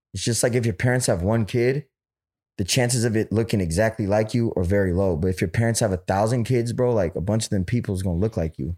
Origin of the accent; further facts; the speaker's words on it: Oakland, California, United States; I'm from Oakland